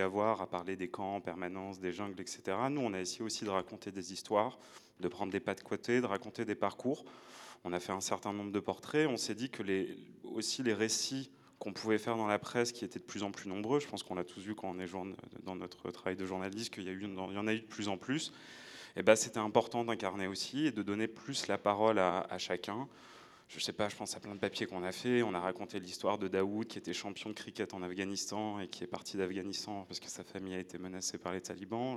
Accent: Nord-Pas-de-Calais, Hauts-de-France, France; j'ai grandi dans le Nord-Pas-de-Calais

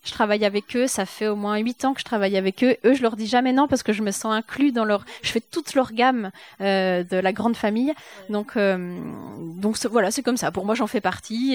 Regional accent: Jura, Bourgogne-Franche-Comté, France; moved away as an adult; also born or lived in Épinal; quand on a grandi dans le Jura

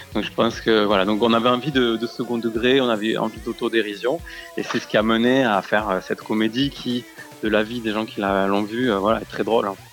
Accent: Aveyron, Occitania, France; j'ai grandi en Aveyron

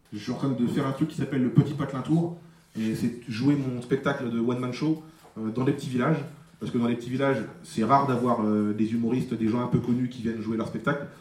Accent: Marly-Gomont, Hauts-de-France, France; je viens d'un petit village qui s'appelle Marly Gaumont

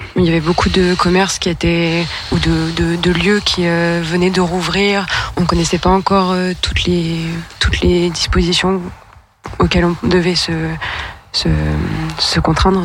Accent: Lyon, Auvergne-Rhône-Alpes, France; je suis une lyonnaise depuis toujours

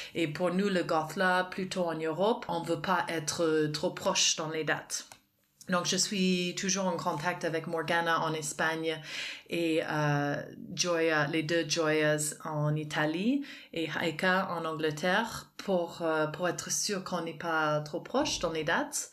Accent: Canada; moved away as an adult; also born or lived in France; now in Aix-en-Provence, France; à l'origine, je suis canadienne

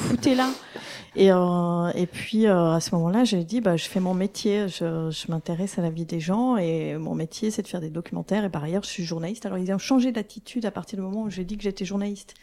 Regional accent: Belgium; en tant que Belge

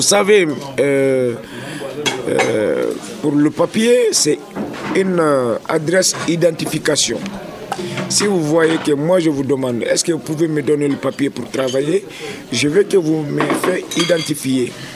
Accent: Guinea; moved away as an adult; now in France; Je suis en France depuis 2002. Je viens, je viens de la Guinée

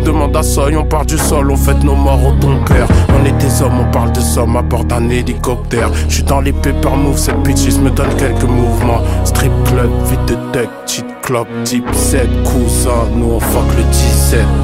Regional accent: Paris, Île-de-France, France; Je suis pas issu d'un quartier banlieusard. Nous, on a grandi dans Paris Tramuros, aux portes de la richesse

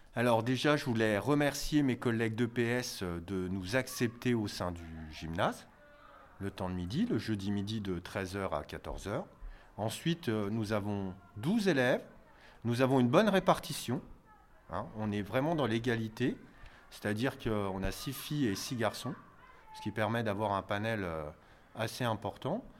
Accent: Neuchâtel, Grand Est, France; also born or lived in Épinal / Nancy; j'ai fait mes études à Neuchâtel, puisque je suis originaire de Neuchâtel

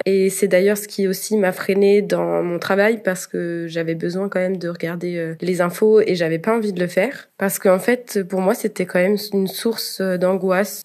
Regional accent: Nantes, Pays de la Loire, France; moved away as an adult; also born or lived in Rennes, France; now in Austria; Comparé à Nantes, ma ville natale, et à Rennes, ma ville d'études

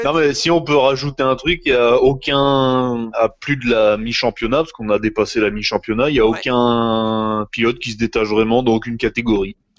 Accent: France; chez nous, en France

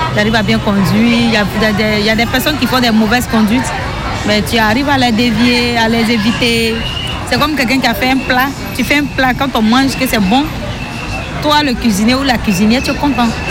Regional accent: eastern Côte d'Ivoire, Côte d’Ivoire; Je viens de l'Est, l'Est de la Côte d'Ivoire

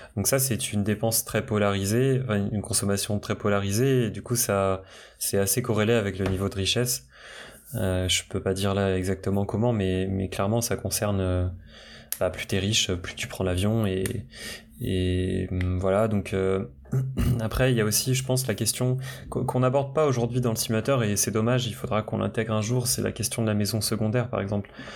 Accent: Brittany, France; moved away; je viens de la Bretagne, euh, mes parents viennent du, bah, de la campagne bretonne

